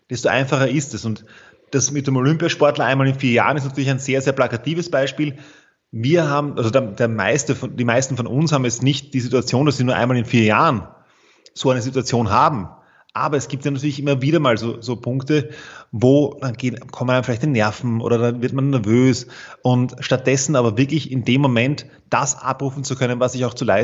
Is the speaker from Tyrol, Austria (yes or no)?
no; Vienna, Austria; ich bin aus Wien, so wie du.